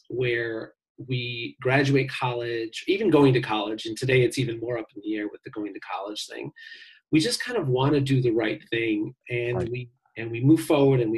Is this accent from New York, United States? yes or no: no; Chicago, Illinois, United States; I grew up on Lake Michigan here in Chicago